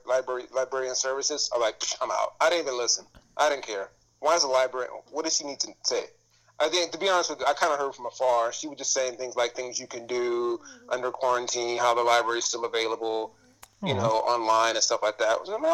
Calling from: Downey, California, United States; I'm calling in from Downey, California.

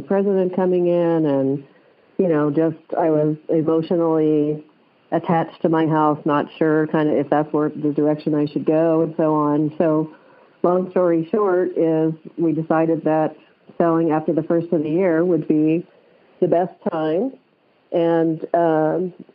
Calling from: Boise, Idaho, United States; I'm calling from Boise, Idaho

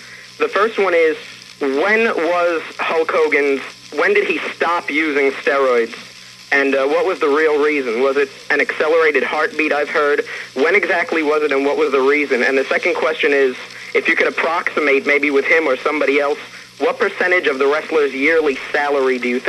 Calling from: Brooklyn, New York, United States; Yeah, this is … I'm calling from Brooklyn, New York.

